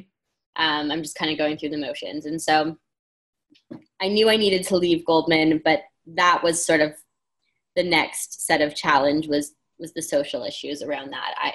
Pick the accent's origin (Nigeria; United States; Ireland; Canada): Canada; moved away; I'm from Canada